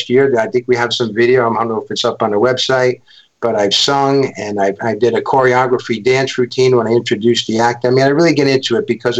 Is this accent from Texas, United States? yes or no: no; New York City, New York, United States; also born or lived in Bronx; I was born in Manhattan, and I was brought up my early youth in Stuyvesant Town